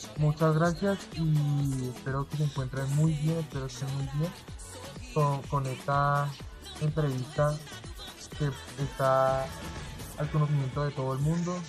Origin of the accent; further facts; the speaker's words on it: Colombia; como todo colombiano